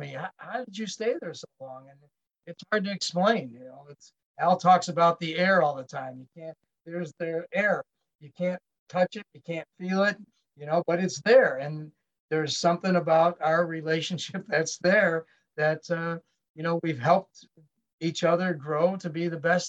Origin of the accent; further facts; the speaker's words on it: Chicago, Illinois, United States; also born or lived in Naperville; I'm from Chicago